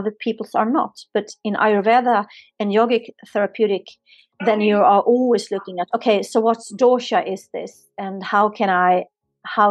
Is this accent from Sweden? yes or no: yes; Sweden; now in Spain; I'm born and raised in Sweden